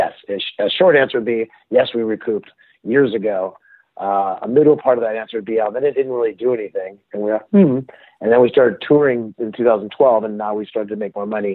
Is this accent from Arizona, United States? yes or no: no; Palo Alto, California, United States; moved away; also born or lived in Melbourne, Australia; I'm from Palo Alto